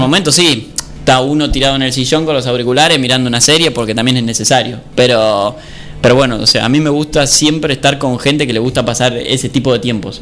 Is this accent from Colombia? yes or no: no; Argentina; somos argentinos